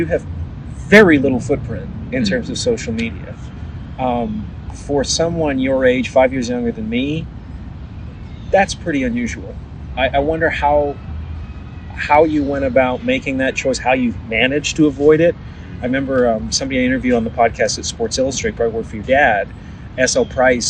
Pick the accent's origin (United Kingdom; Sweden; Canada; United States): Canada; Vancouver, British Columbia; I remember seeing like the rich neighborhood where I grew up in Vancouver, where all the mansions were, and there are not many mansions in Vancouver.